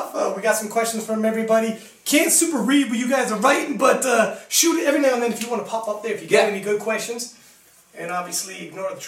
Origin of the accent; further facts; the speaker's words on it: Toronto, Ontario, Canada; we're from Toronto